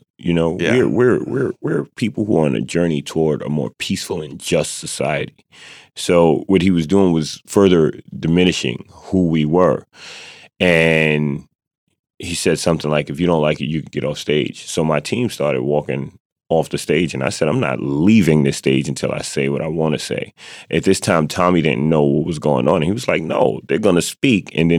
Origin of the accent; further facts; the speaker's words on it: United States; So when I said I'm an American and people cheered, it was like, yes.